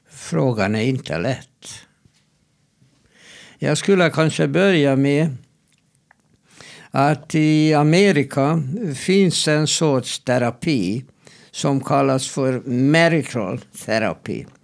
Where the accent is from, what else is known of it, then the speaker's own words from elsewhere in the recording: Sweden; Jag är svensk psykolog och vi har inte mm, det här grundsynen på äktenskap.